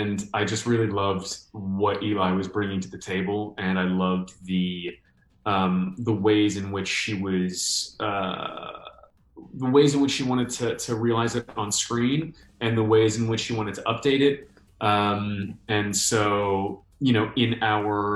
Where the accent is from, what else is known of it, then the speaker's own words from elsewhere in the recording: New York, United States; moved away; I'm from New York